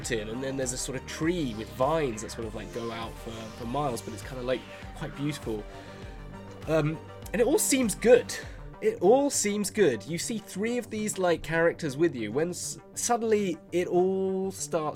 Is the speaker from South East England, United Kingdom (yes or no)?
yes; Aylesbury, South East England, United Kingdom; my hometown, Aylesbury, got voted the worst town in the world